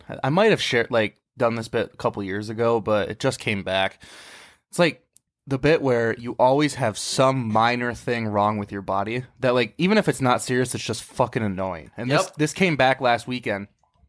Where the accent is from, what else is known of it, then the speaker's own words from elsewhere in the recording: United States; So I grew up on the Mississippi River